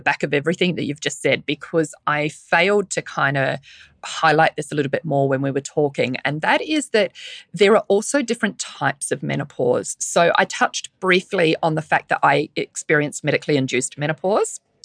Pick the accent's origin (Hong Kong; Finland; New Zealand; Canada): New Zealand; accent: Kiwi; now in Sydney, Australia; my Kiwi accent